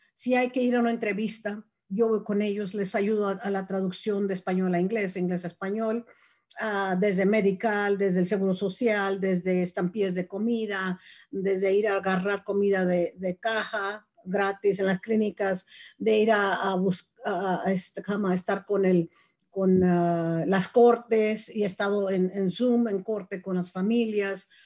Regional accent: Mexico; now in Marin County, United States; soy mexicana

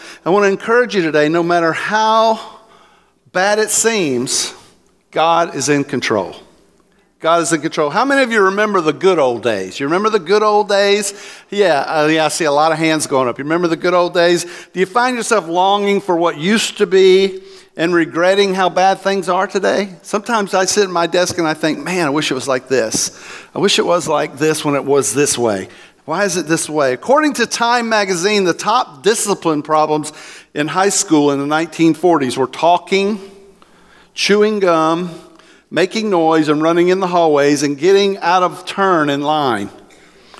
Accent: Florida, United States; also born or lived in Oklahoma / Land O'Lakes, Florida; I'm from Florida

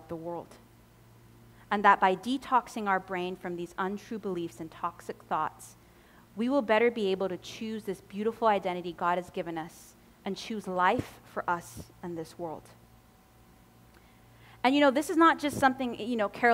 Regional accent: Cayman Islands; I'm from the Cayman Islands in the Caribbean, where hurricanes hit often in the Caribbean

